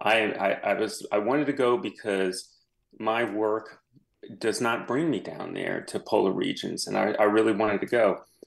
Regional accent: New Orleans, Louisiana, United States; I am from New Orleans. I came back and worked for the Times Picayune

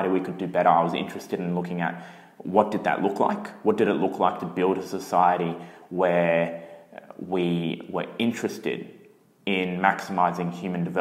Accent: Brisbane, Queensland, Australia; My mum is Chinese, my dad's Italian, and I was born in Brisbane

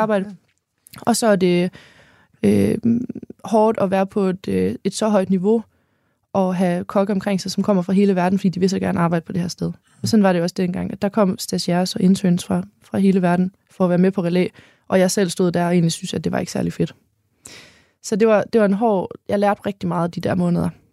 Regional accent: Holstebro, Central Denmark Region, Denmark; accent: North Jutlandic; now in Hanstholm, Denmark; jeg er født i Midtjylland, i Holstebro, på en øh, kvægård, hvor begge mine forældre er økologiske landmænd.

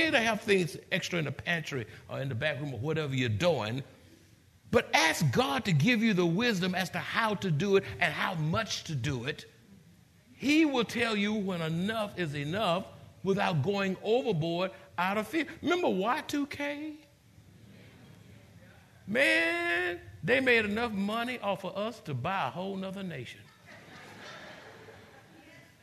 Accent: San Antonio, Texas, United States; we're from the Alamo City.

